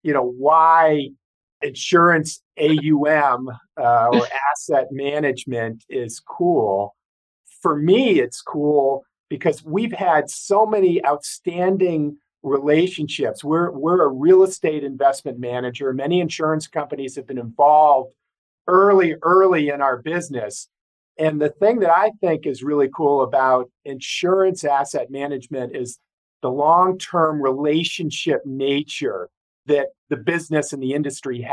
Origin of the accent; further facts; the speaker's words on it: New England, United States; now in Chicago, United States; I grew up in New England